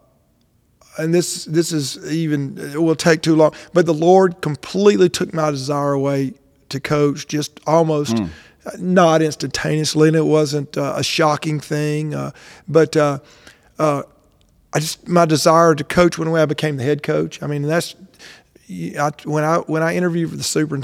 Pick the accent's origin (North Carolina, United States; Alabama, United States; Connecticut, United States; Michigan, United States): Alabama, United States; Birmingham; now in Madison, United States; I started in 1988. I was 24, and I'm from Birmingham